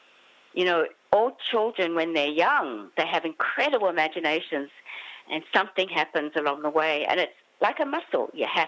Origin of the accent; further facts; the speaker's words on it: Australia; I looked Chinese, but I was born in Australia and I'm fourth generation Chinese Australian, but I always felt as though I didn't fit in because I was the only Asian face in my whole school. I was the only Asian kid in the whole my whole neighbourhood